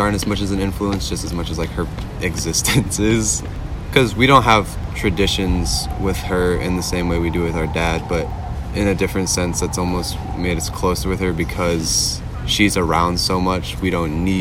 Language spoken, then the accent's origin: English; Connecticut, United States; growing up in Connecticut